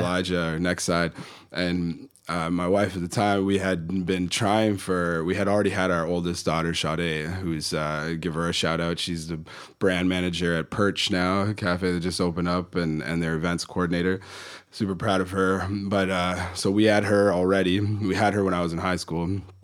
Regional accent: Kitchener, Ontario, Canada; moved away as an adult; now in Western Canada; I was born in the Toronto area, uh, just outside of there, a place called Kitchener

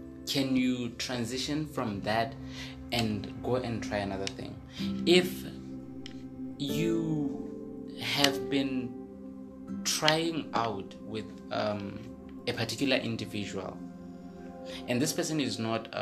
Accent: the South, southern Botswana, Botswana; I grew up in the South.

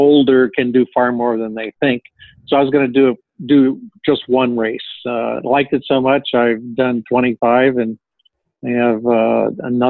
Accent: Connecticut, United States; I come from Connecticut.

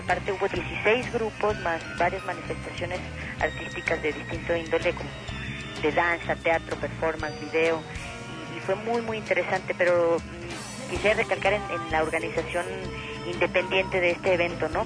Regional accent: Guadalajara, Jalisco, Mexico; yo soy de Guadalajara

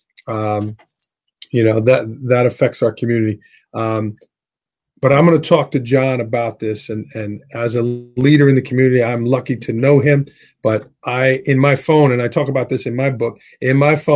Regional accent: New York City, New York, United States; I grew up in Staten Island.

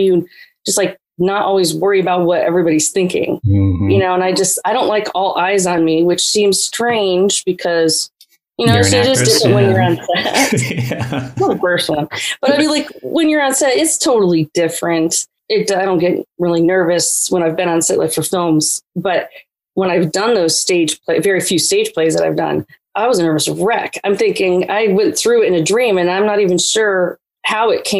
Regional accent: Pennsylvania, United States; now in the South, United States; I grew up in the North in Pennsylvania

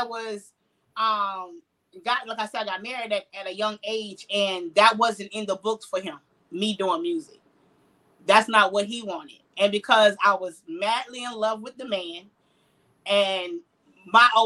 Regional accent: Jacksonville, Florida, United States; I am born and raised in Jacksonville. Duval County

